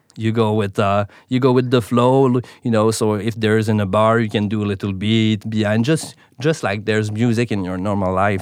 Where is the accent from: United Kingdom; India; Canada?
Canada; Montreal, Quebec; first language French; English is a second language; I'm from Montreal, so, uh, that's why the accent, my main, my, uh, main language is, uh, French